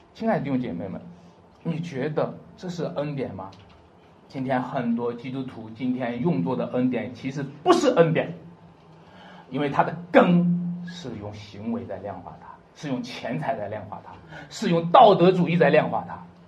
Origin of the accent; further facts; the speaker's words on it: China; 我们中国人